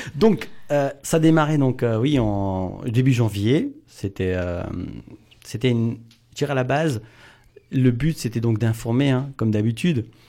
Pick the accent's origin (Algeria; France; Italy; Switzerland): France; Wittenheim, Grand Est; Je suis de Wittenheim